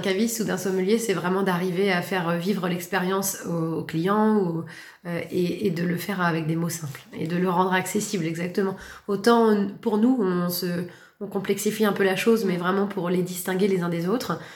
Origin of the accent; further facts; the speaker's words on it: Valognes, Normandy, France; moved away as an adult; also born or lived in Paris / London; je suis originaire du Cotentin, née à Valognes, partie pendant plus de 10 ans à l'étranger comme sommelière dans les restaurants et puis je suis revenue